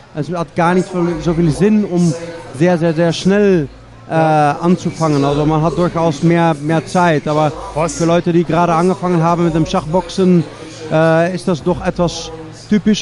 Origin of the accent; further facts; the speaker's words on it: Netherlands; moved away; ich komme aus Holland